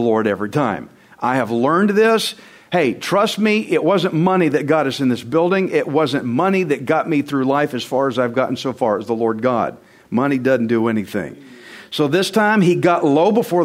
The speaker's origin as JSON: {"language": "English", "region": "Texas", "country": "United States", "said": "I'm Texan"}